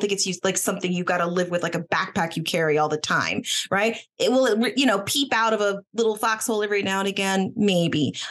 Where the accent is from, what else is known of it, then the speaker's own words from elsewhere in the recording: Boston, Massachusetts, United States; I was born in Boston